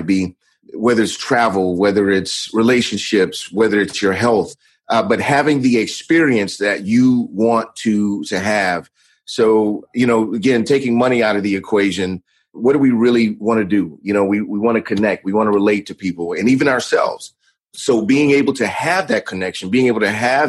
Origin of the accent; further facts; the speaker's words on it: Atlanta, Georgia, United States; also born or lived in Miami / Las Vegas; I was actually born in Atlanta, Georgia. And I grew up here for the majority of my youth